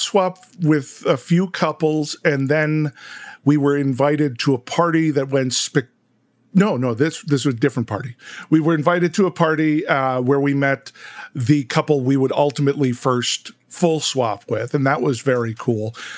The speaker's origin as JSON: {"language": "English", "town": "Chicago", "region": "Illinois", "country": "United States", "said": "we're from Chicago"}